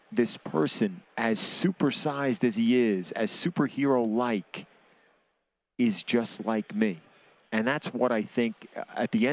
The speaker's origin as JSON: {"language": "English", "town": "New York City", "region": "New York", "country": "United States", "moved": "yes", "lives_now": "New Jersey, United States", "said": "I'm from Brooklyn originally. I live in Jersey."}